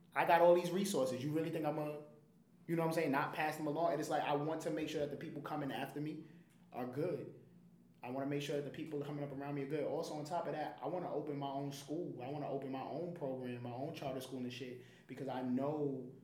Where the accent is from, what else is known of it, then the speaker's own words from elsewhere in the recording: New York City, New York, United States; I grew up in the Bronx in the projects in the Bronx